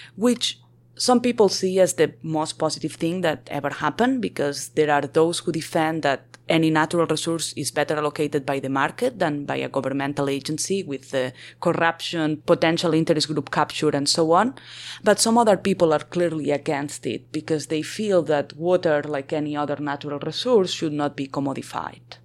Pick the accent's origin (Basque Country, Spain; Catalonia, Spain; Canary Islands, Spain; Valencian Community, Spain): Catalonia, Spain; Barcelona; moved away as an adult; also born or lived in Colombia / New York / California / Texas; I am originally from Barcelona